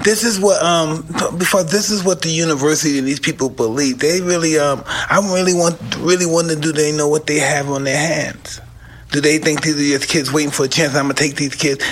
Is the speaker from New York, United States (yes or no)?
yes; New York City, New York, United States; moved away; I came from Brownsville.